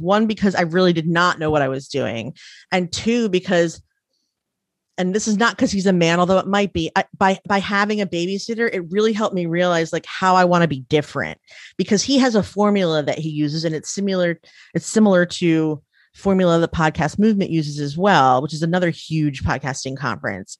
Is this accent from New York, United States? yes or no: no; Frederick, Maryland, United States; I grew up in Frederick, Maryland, where there was, like, fifty Jewish families